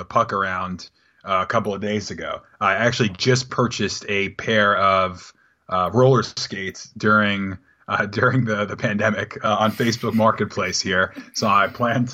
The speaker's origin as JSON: {"language": "English", "town": "New York City", "region": "New York", "country": "United States", "tie": "born or raised there", "moved": "yes", "lives_now": "Mechanicsburg, United States", "said": "I grew up with Nick in Staten Island, good old Staten Island, New York, on the South Shore of Staten Island"}